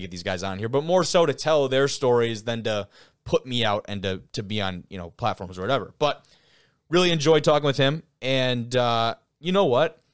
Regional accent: Lake Orion, Michigan, United States; I come from Lake Orion

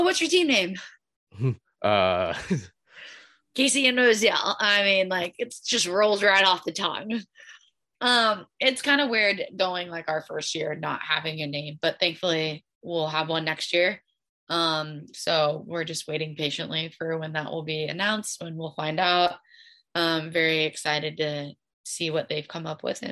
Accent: Kansas City, Missouri, United States; moved away as an adult; also born or lived in Nebraska; I was able to stay home and represent my hometown and play in the city that I grew up

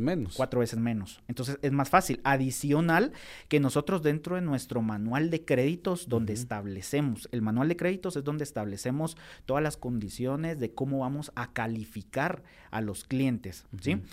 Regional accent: Guatemala; nosotros como guatemaltecos

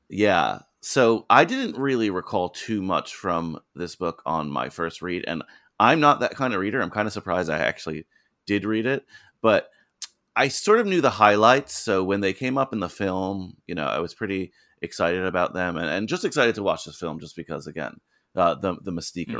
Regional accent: New Jersey, United States; also born or lived in New York; now in New York City, United States; I grew up in New Jersey

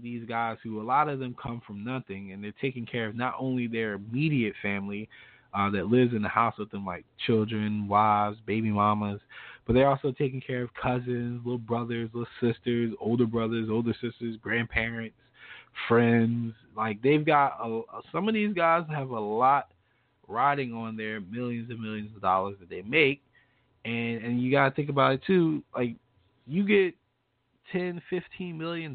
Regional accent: United States

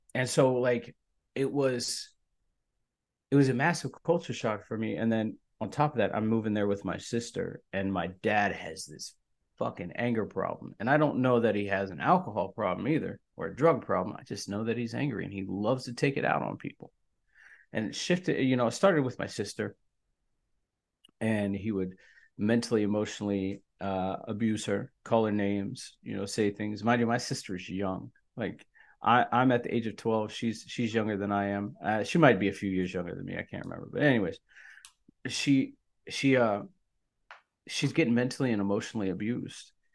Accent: Sharpsburg, Maryland, United States; I grew up in, in Maryland, in Sharpsburg, Maryland, in the backwoods

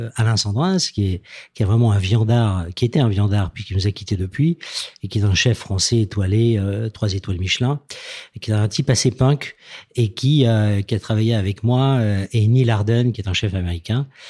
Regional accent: Toulouse, Occitania, France; venant de Toulouse, moi je suis né dans le Sud-Ouest

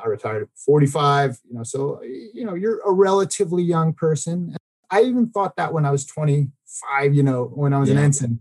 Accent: Baltimore, Maryland, United States; now in Oklahoma, United States; we're going to go back to my hometown of Baltimore

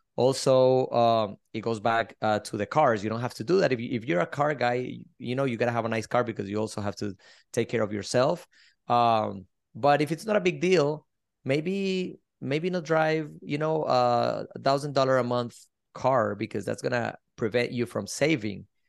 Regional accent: Colombia; also born or lived in Miami, Florida; now in Sarasota, United States; I'm originally from Colombia, South America. I moved to the States twenty-four years ago, lived in Miami for twenty years.

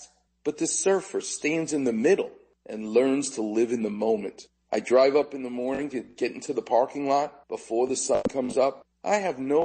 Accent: New York City, New York, United States; I'm growing up in Far Rockaway

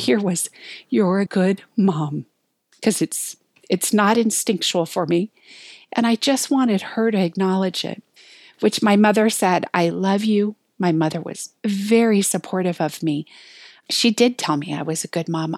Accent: Hawaii, United States; moved away as an adult; also born or lived in Colorado; I was raised in Hawaii. I moved to Colorado to go to college.

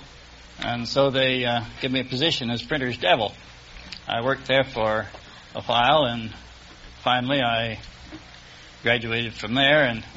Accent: Vineland, New Jersey, United States; Vineland, New Jersey

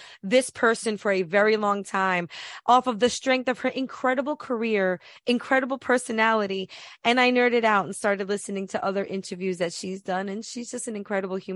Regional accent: New York, United States; I'm from New York

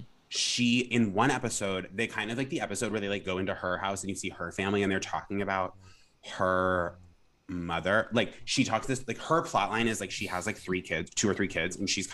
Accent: Vermont, United States; also born or lived in Rhode Island; I'm from New England, I'm originally from Rhode Island, we moved to Vermont

